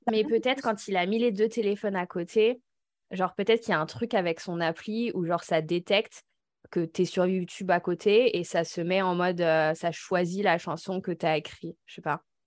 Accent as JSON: {"language": "French", "region": "the Alps", "country": "France", "said": "Avec Laura, on vient des Alpes"}